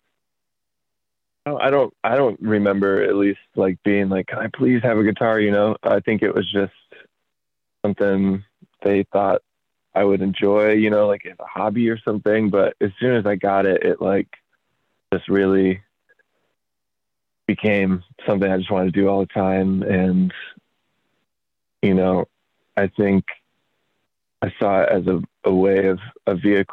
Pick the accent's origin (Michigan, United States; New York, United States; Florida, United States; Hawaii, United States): Michigan, United States; Traverse City; also born or lived in Holland, Michigan; now in Grand Rapids, United States; I was born nearby in a town called Holland, but then was raised in a town north of Grand Rapids by about 2 hours called Traverse City.